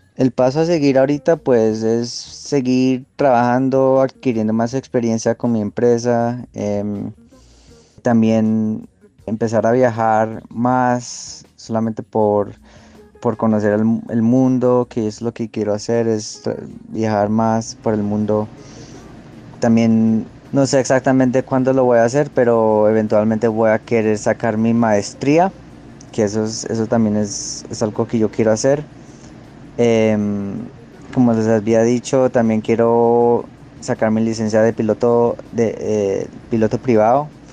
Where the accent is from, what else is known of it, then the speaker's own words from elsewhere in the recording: Los Angeles, California, United States; moved away as an adult; also born or lived in Texas; yo me crié en Los Ángeles